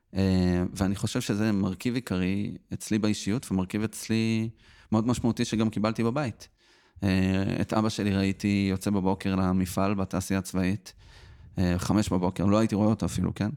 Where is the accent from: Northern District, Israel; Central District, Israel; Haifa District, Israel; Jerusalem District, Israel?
Central District, Israel; Petah Tikva; born or raised there